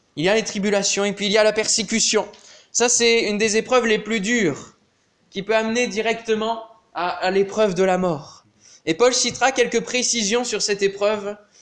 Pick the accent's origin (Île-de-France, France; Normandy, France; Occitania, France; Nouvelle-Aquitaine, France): Normandy, France; dans le village en, Normandie, puisqu'on est normand